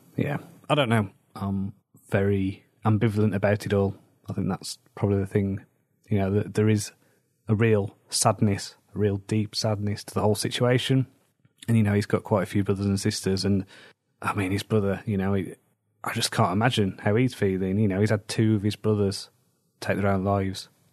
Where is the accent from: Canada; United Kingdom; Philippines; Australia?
United Kingdom; Wolverhampton, West Midlands; moved away; There was big problems where I grew up in Wolverhampton